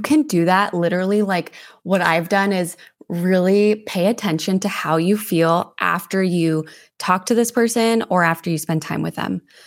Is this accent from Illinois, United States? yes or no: no; Santa Fe, New Mexico, United States; moved away as an adult; also born or lived in Denver; now in Monterey, United States; I was born and raised in Santa Fe, New Mexico